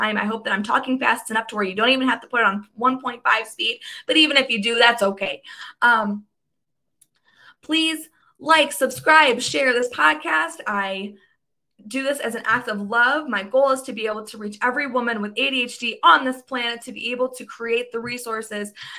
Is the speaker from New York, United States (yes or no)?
no; Michigan, United States; I grew up in Michigan